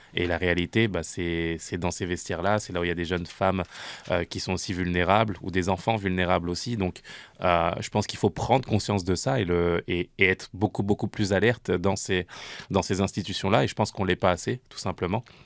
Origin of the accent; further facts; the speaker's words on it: France; now in Canada; j'ai grandi en France, je suis arrivé ici au, Canada